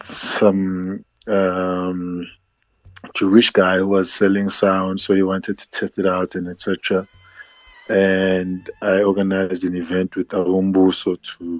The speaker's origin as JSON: {"language": "English", "town": "Soweto", "region": "Gauteng", "country": "South Africa", "tie": "born or raised there", "said": "my early years was like apartheid Soweto"}